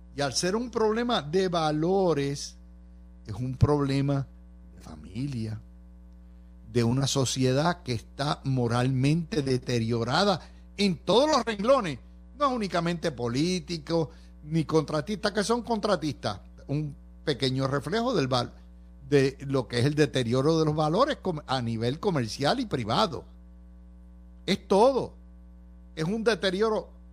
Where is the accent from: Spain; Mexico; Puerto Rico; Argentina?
Puerto Rico; Cidra; Sidra, mi, mi pueblo